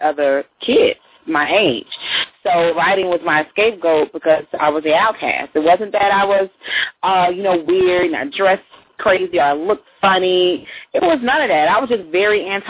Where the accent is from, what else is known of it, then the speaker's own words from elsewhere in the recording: Fort Worth, Texas, United States; Outside of Dallas